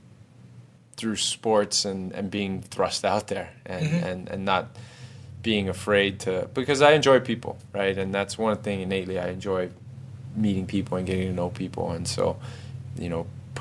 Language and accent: English; Hawaii, United States; moved away as an adult; also born or lived in Houston; I grew up in Hawaii